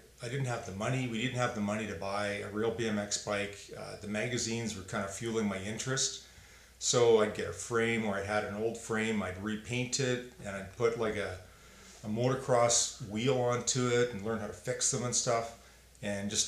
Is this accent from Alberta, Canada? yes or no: yes; Calgary, Alberta, Canada; I grew up in South Calgary.